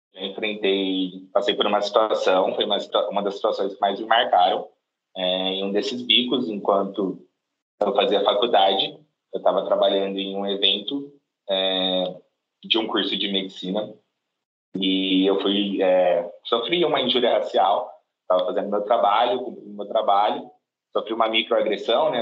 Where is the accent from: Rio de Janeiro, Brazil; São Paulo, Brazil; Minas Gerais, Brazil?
São Paulo, Brazil; Cajobi; Eu sou natural de uma cidade do interior de São Paulo, uma cidade pequena, se chama Cajobi